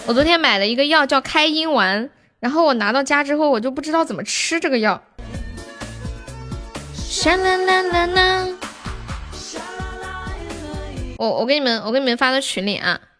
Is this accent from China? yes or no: yes; Sichuan, China; accent: Sichuanese; 你是不是觉得我说四川话好听？